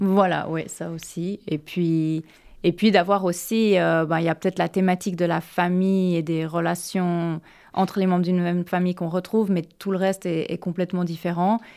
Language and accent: French; Geneva, Switzerland; now in United States; Genève, qui est ma ville natale